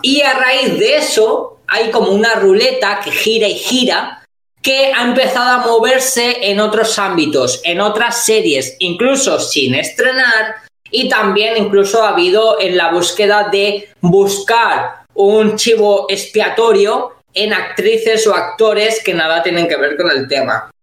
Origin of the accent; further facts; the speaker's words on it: Spain; nosotros como españoles